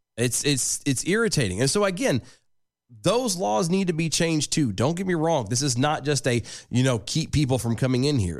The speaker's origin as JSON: {"language": "English", "country": "United States", "said": "being American"}